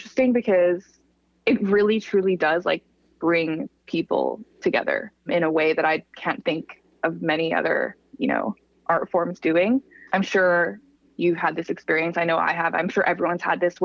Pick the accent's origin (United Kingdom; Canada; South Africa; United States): Canada; Calgary, Alberta; now in Toronto, Canada; I'm from Calgary originally